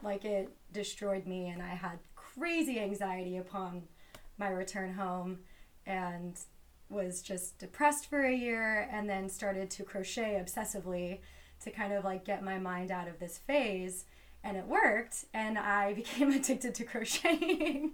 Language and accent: English; Los Angeles, California, United States; I am from Los Angeles